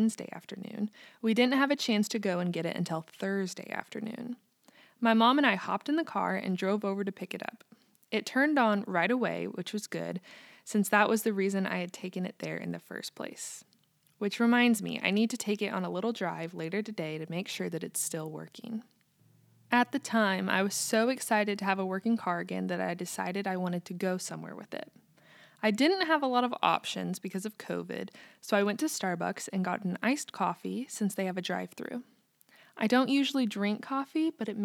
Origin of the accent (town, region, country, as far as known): United States; also born or lived in Kansas